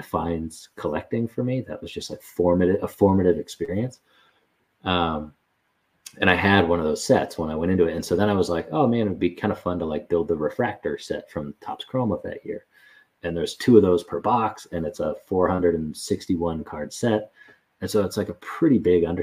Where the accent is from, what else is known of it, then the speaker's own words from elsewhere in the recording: Bay Area, California, United States; also born or lived in Denver, Colorado; I was born in Denver, but I grew up largely in the Bay Area, and we moved there when I was in middle school